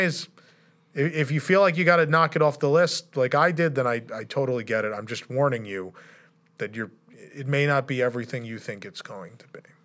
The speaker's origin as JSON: {"language": "English", "country": "United States", "said": "being an American"}